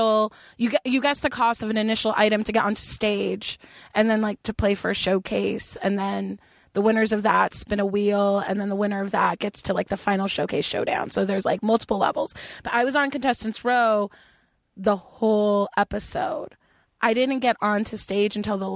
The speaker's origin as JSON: {"language": "English", "town": "Los Angeles", "region": "California", "country": "United States"}